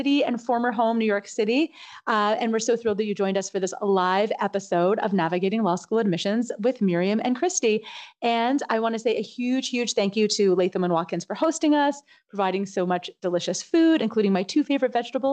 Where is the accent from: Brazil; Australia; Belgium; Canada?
Canada; moved away; I'm Canadian